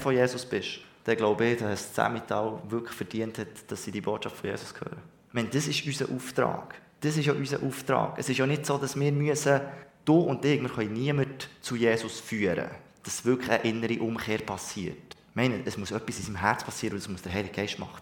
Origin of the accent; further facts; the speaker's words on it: Switzerland; Ich bin Schweizer